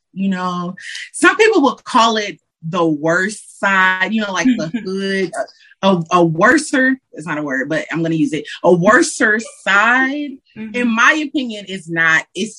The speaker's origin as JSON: {"language": "English", "town": "Detroit", "region": "Michigan", "country": "United States", "tie": "born or raised there", "said": "Yes. You know, you can't just say Detroit without saying a side. It's a difference."}